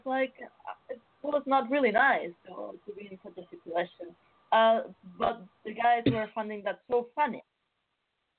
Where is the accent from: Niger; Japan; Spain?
Spain; Barcelona, Catalonia; moved away; I come from Spain